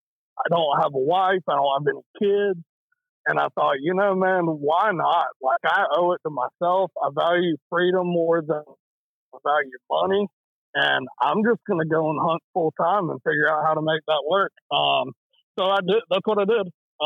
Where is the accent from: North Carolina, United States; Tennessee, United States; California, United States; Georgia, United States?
North Carolina, United States; So I grew up in North Carolina.